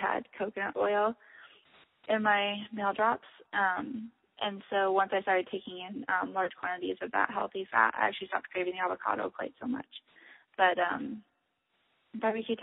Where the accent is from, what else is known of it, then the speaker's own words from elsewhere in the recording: Michigan, United States; I grew up in Michigan, and my family has long roots there